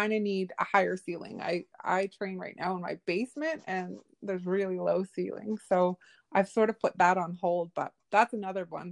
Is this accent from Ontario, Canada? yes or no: no; Nova Scotia, Canada; I grew up off reserve. I grew up here in Nova Scotia